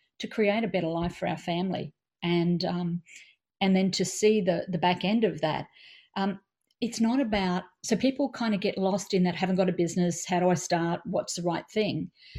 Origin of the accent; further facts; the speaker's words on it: Australia; we're Australian